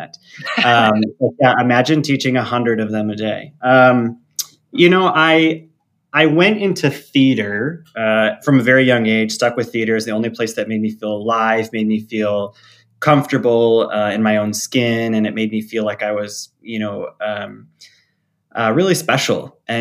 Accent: Traverse City, Michigan, United States; now in South Bend, United States; I grew up in Northern Michigan

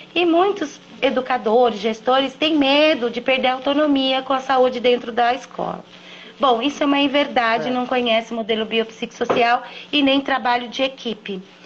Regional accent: São Paulo, Brazil; Eu sou de São Paulo

